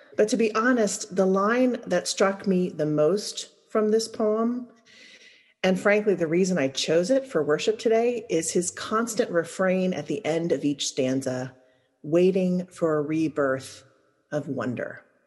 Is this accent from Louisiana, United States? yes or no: yes; Louisiana, United States; moved away as an adult; I'm from Louisiana